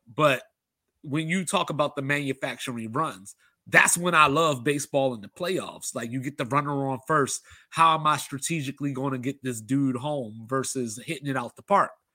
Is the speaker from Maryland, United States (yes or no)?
yes; Baltimore, Maryland, United States; I grew up in Baltimore